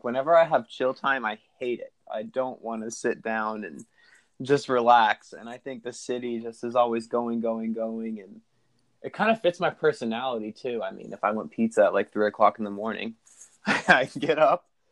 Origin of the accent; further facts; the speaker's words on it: Sterling, United States; I am from Sterling. I've lived here for a very long time